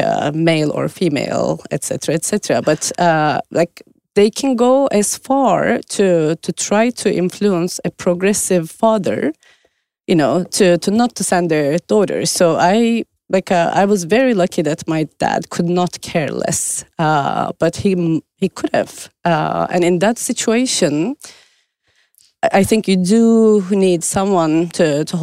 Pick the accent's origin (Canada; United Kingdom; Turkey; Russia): Turkey; moved away as an adult; also born or lived in Australia; now in Stockholm, Sweden; I had my family when I was growing up in Turkey